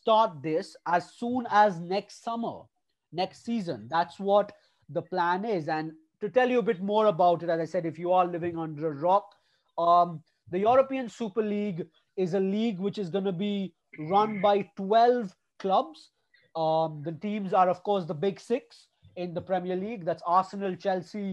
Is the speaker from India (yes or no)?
yes; India; We are three fans from India who have grown up watching our teams play football.